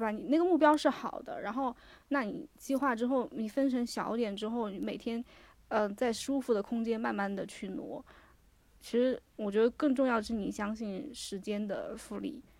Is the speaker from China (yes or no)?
yes; China; 对我们，我中国人和